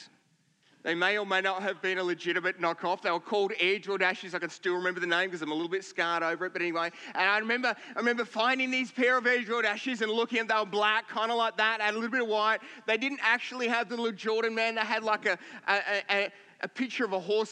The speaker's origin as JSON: {"language": "English", "region": "Victoria", "country": "Australia", "tie": "born or raised there", "moved": "yes", "lives_now": "Queensland, Australia", "said": "we grew up in Victoria"}